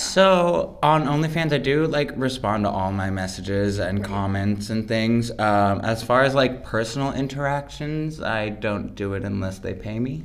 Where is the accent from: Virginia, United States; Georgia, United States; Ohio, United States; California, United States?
California, United States; Los Angeles; I am from Los Angeles, California